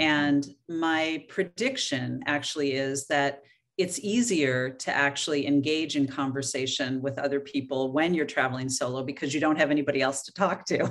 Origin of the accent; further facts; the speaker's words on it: Oregon, United States; moved away; I was born and raised in Oregon